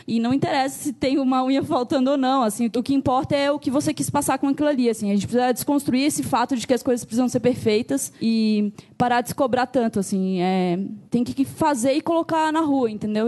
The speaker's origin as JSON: {"language": "Portuguese", "town": "Joinville", "region": "Santa Catarina", "country": "Brazil", "moved": "as an adult", "lives_now": "São Paulo, Brazil", "said": "sou de Joinville, Santa Catarina mas estou morando aqui em São Paulo pela segunda"}